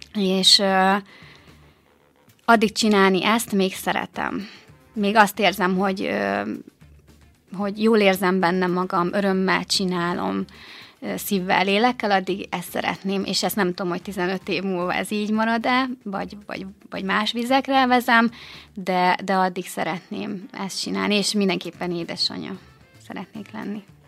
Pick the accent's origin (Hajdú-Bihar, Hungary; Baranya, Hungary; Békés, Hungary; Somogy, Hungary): Békés, Hungary; Gyula; moved away as an adult; now in Békéscsaba, Hungary; Én egyébként gyulai vagyok